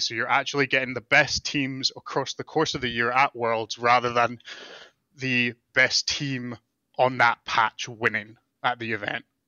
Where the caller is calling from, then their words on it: Calgary, Alberta, Canada; I'm calling from Calgary, Alberta, Canada